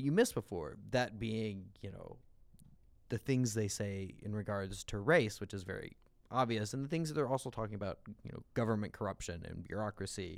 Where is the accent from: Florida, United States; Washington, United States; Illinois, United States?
Illinois, United States; Southern; now in Chicago, United States; I grew up in Southern Illinois.